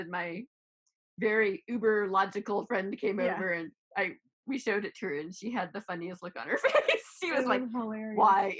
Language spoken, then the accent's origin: English; Nebraska, United States; I was raised in Nebraska.